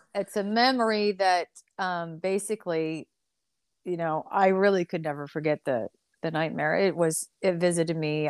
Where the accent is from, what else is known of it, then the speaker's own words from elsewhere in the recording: the Northwest, Pacific Northwest, United States; also born or lived in California; I grew up in the Northwest.